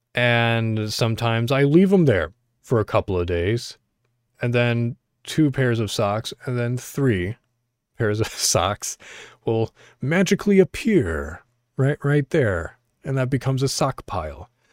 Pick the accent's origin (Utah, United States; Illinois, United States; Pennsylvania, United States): Illinois, United States; I'm from Illinois